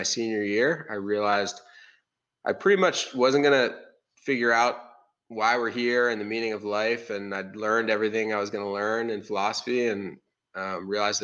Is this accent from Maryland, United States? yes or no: yes; Baltimore, Maryland, United States; moved away as an adult; also born or lived in Iowa City, Iowa / North Carolina; I moved to Baltimore area after